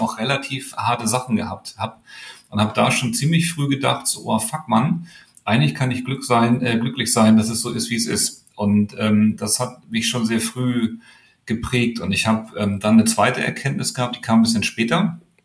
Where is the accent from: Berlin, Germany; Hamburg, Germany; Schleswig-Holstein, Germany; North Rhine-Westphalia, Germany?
Hamburg, Germany; ich bin groß geworden ganz im Westen, ähm, in Lurup heißt das.